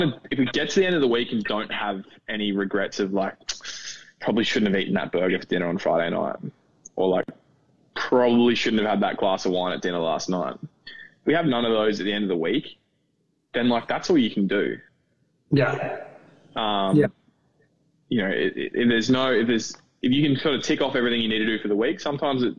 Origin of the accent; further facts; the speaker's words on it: Australia; moved away as an adult; now in Orlando, United States; I'm an Australian citizen